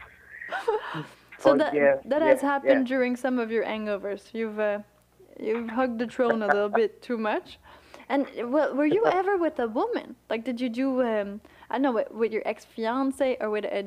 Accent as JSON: {"language": "English", "region": "Quebec", "country": "Canada", "moved": "yes", "said": "I come from Quebec"}